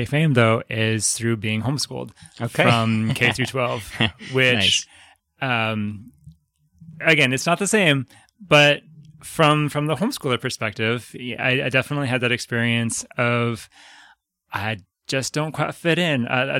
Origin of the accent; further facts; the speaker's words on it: Fairview, Oregon, United States; also born or lived in Medford; So technically, I'm from Fairview, Oregon, which is just east of Portland, north of Gresham, and south of the Columbia River. It's this tiny little ancient farm field pocket of suburbia. And before I lived in Portland, I lived in southern Oregon, in Medford.